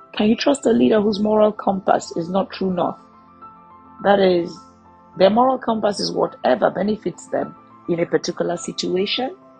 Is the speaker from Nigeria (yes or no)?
yes; Nigeria; I come from the Federal Republic of Nigeria